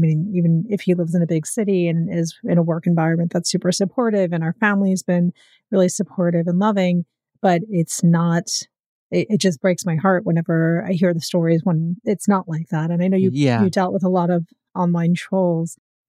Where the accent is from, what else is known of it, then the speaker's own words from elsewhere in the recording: outside of Chicago, Illinois, United States; moved away; also born or lived in New York; Bobby and I grew up both in Chicago, outside of Chicago for me.